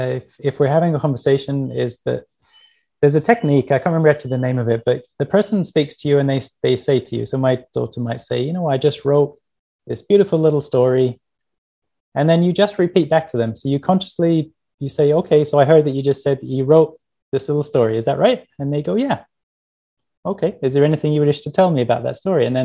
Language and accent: English; England, United Kingdom; I grew up in England